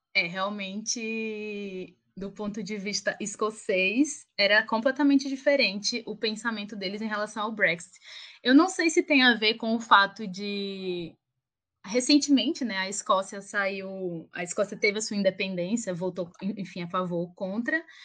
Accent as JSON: {"language": "Portuguese", "region": "Alagoas", "country": "Brazil", "also_born_or_lived": "England", "moved": "as an adult", "lives_now": "São Paulo, Brazil", "said": "Provavelmente vão perceber pelo meu sotaque que eu não sou daqui, eu sou a Lagoana"}